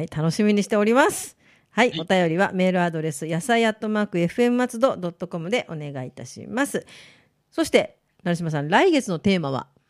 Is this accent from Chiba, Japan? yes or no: yes; Matsudo, Chiba, Japan; born or raised there